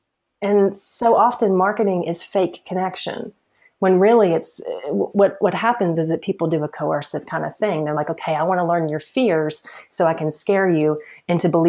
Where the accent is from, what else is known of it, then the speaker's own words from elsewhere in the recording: the Bible Belt, United States; I'm from the Bible Belt